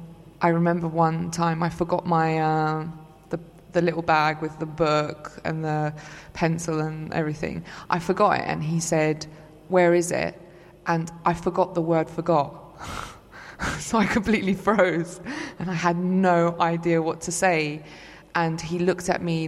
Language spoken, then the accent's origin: English; London, United Kingdom; also born or lived in Istanbul, Turkey; I was born in Istanbul. And I came over to London with my parents when I was 4 years old